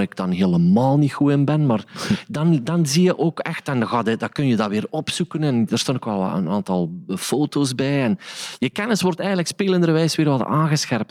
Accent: Sint-Niklaas, Flanders, Belgium; de plaats waar ik vandaan kom, in Sint-Niklaas

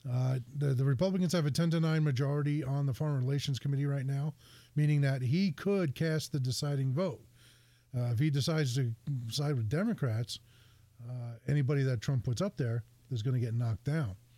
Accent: Bayonne, New Jersey, United States; Growing up in Bayonne, New Jersey, we don't have the opportunity to have a lot of grasslands.

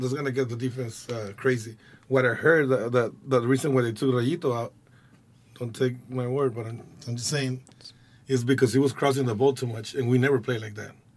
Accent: Guadalajara, Jalisco, Mexico; English is a second language; also born or lived in United States; now in Los Angeles, United States; I was born in Guadalajara

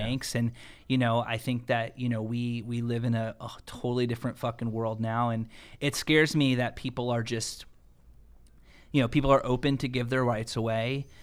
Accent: United States; I'm an American, man, and I'm a proud American. You know, my father came here from Puerto Rico

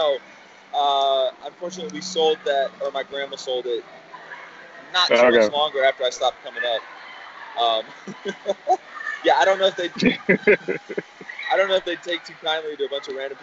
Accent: South Florida, United States; also born or lived in Ybor City; Something about South Florida that like we have a certain, something weirdness

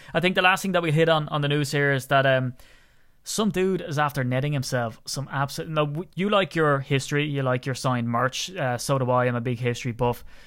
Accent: Ireland; as an Irishman

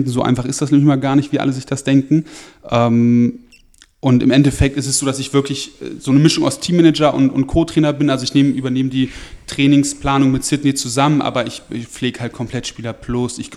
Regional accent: Lower Saxony, Germany; ich komme halt aus Niedersachsen, von so einem, von, vom kleinen Dorf und da gab es halt entweder Angeln oder Fußball

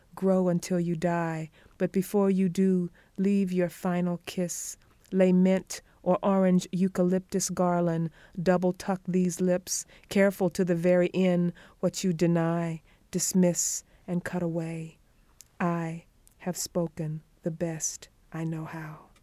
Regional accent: Conway, South Carolina, United States; I was born in Conway, South Carolina, half a mile from the Atlantic Ocean.

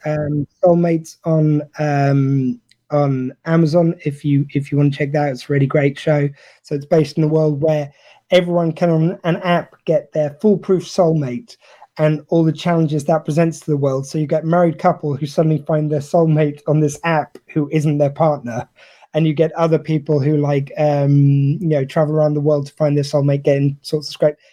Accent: United Kingdom

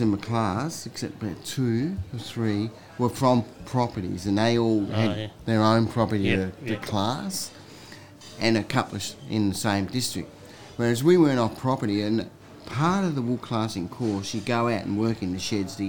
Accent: Morphett Vale, South Australia, Australia; also born or lived in Victoria; I grew up south of Adelaide, a place called Morpha Vale

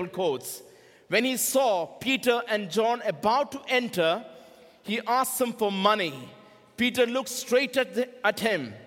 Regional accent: India; I am from India

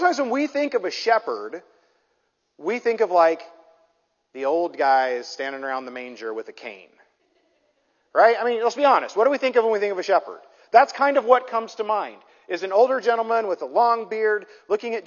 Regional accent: Midwest, United States; now in Southern California, United States; I grew up in the Midwest

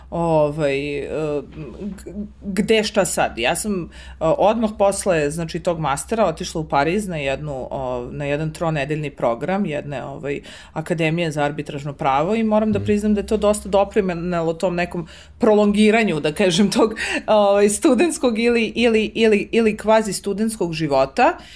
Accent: Belgrade, Serbia; ja sam iz Beograda i živela sam kod roditelja za vreme studija

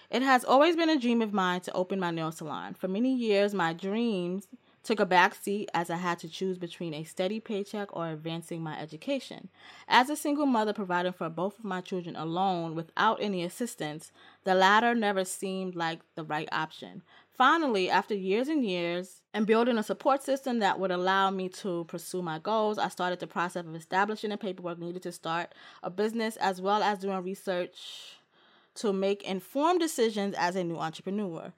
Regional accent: New York City, New York, United States; my whole New York living ass life

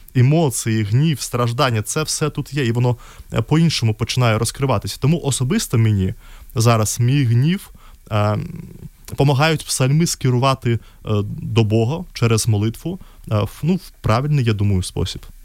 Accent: Minsk, Belarus; Ukrainian is a second language; moved away as an adult; now in Lviv, Ukraine; в Білорусі я народився в місті Мінськ і там до 20 років мешкав

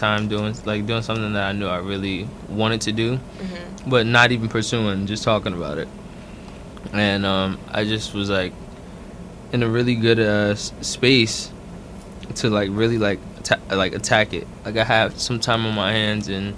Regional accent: Newark, New Jersey, United States; I was born and raised in Newark, New Jersey. Brick City. Yeah. South Ward

